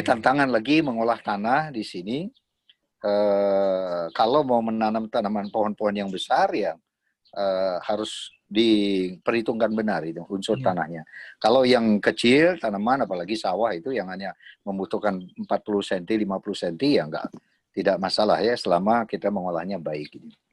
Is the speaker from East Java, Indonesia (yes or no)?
no; Surakarta, Central Java, Indonesia; also born or lived in Tawangmangu; saya lahir di Solo